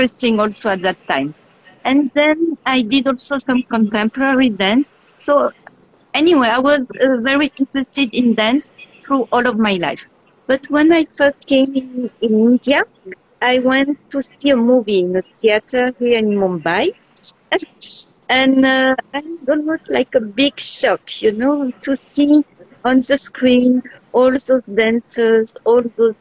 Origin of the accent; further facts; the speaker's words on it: Switzerland; also born or lived in Geneva, Switzerland; I'm coming from Switzerland. I live in the city of Geneva, which is the French city in Switzerland